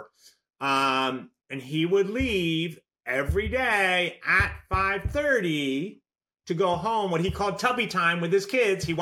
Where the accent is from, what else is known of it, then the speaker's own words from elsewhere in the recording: Tennessee, United States; my home state of Tennessee